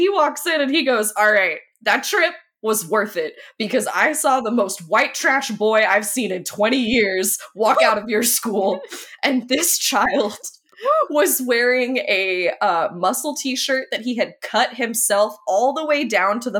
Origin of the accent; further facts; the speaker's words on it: Oklahoma, United States; also raised in the South. I'm from Oklahoma